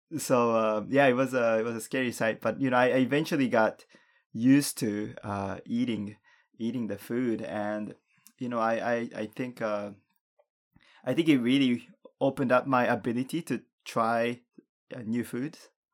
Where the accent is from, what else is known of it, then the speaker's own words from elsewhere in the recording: Japan; also born or lived in Canada; growing up in Japan